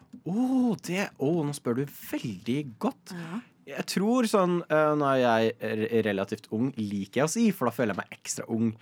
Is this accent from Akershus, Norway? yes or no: yes; Nittedal, Akershus, Norway; Jeg er fra Nittedal.